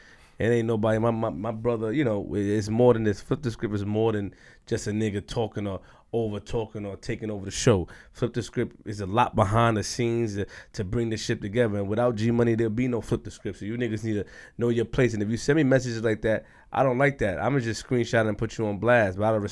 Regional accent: Queens, New York, United States; I mean, well, you know, I'm from Queens, you know?

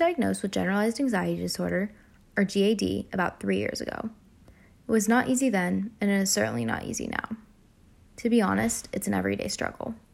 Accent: United States; As an Indian American

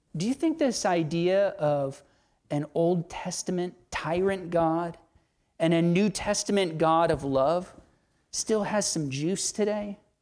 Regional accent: Southern United States, United States; Southern American Christians living in a largely Baptistic context

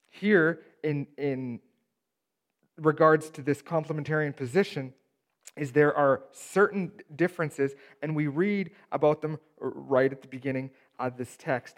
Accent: Steinbach, Manitoba, Canada; I grew up in Steinbach

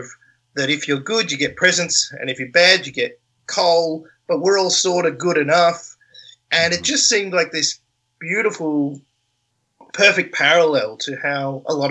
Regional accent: Australia

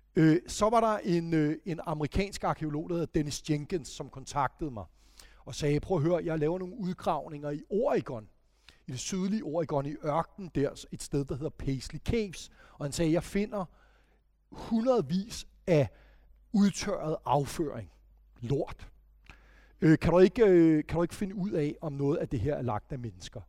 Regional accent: Denmark

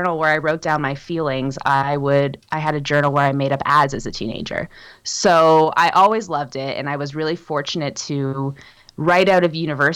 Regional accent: Toronto, Ontario, Canada; moved away as an adult; now in Whitehorse, Canada; I grew up in Toronto and I spent my whole life there.

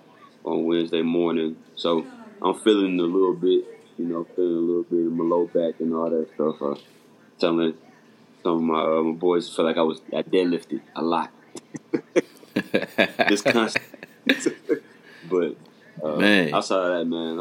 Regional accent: Atlanta, Georgia, United States; I'm from Atlanta, I'm a Hawks guy

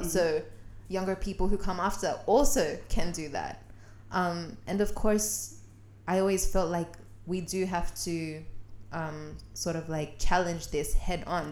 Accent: Sydney, New South Wales, Australia; I grew up in Western Sydney

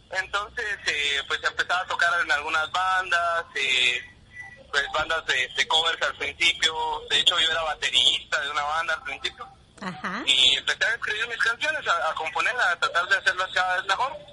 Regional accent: Huehuetenango, Guatemala; Huehuetenango, de Huehuetenango, la cabecera, ¿verdad? departamento de Huetenango

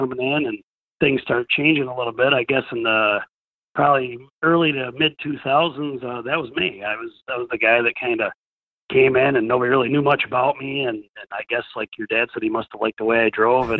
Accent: New York, United States; I come from New York

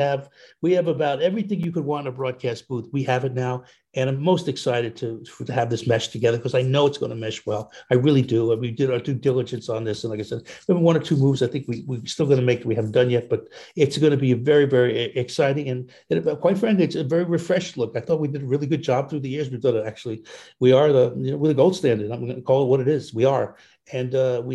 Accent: New York area, United States; growing up in the New York area

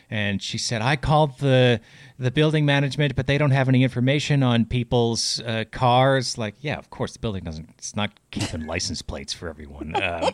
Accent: Chicago, Illinois, United States; And I said, oh, more compassionate than me, the Chicago jerk, right?

